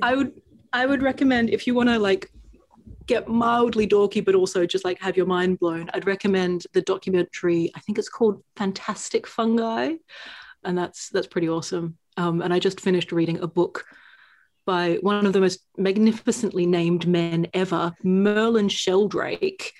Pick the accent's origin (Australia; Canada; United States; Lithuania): Australia; now in United Kingdom; I'm from Australia